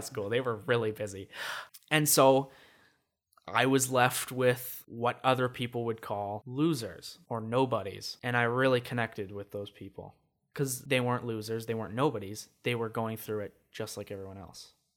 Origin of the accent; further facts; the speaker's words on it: Regina, Saskatchewan, Canada; in grade three, I moved from Saskatoon to Regina. Complete change for me. So, grade four through to halfway through grade seven, I lived in Regina